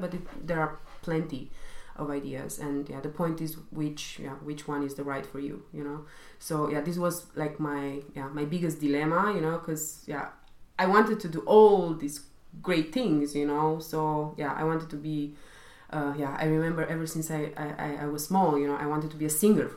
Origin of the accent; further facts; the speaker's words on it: Romania; now in Germany; I'm originally coming from Romania